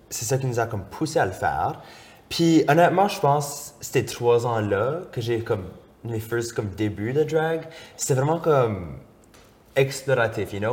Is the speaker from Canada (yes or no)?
yes; Moncton, New Brunswick, Canada; now in Quebec City, Canada; je viens de Moncton, au Nouveau-Brunswick, qui est une, région acadienne